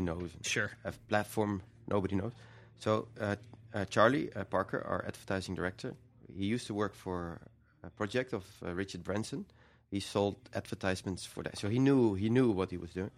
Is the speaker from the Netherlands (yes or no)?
yes; Netherlands; we're from the Netherlands